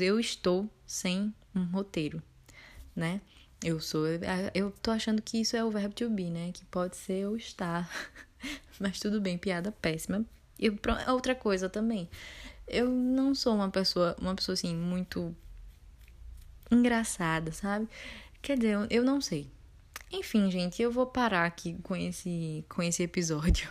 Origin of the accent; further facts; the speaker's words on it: Pernambuco, Brazil; accent: Pernambucano; eu sou de Pernambuco, é, acho que já deu para notar pela universidade e também pelo meu sotaque